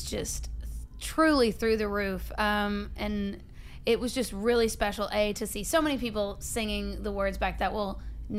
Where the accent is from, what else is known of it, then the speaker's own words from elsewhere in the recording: Campbellsville, Kentucky, United States; I have a lot of people from my hometown in Campbellsville that came up today.